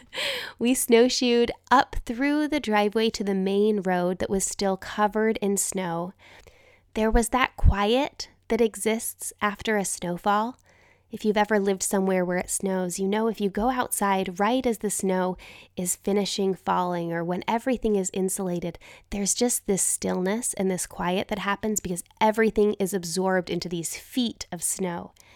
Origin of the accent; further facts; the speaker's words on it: Utah, United States; moved away as an adult; growing up in Utah, we had a box of winter clothes